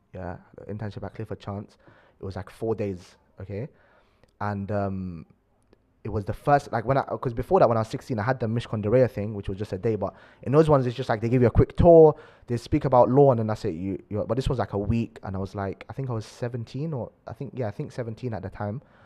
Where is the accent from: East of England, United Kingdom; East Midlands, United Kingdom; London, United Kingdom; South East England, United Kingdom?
London, United Kingdom; we grew up in South Acton.